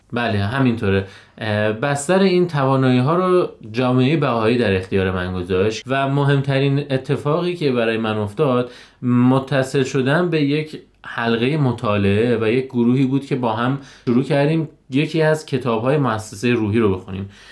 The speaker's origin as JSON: {"language": "Persian", "town": "Lalejin", "region": "Hamadan Province", "country": "Iran", "tie": "born or raised there", "said": "33 ساله متولد شهر لالجین همدان"}